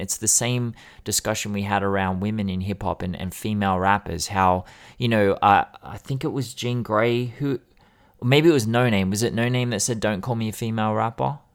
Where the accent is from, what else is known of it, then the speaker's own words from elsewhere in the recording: Sydney, New South Wales, Australia; I grew up in Sydney.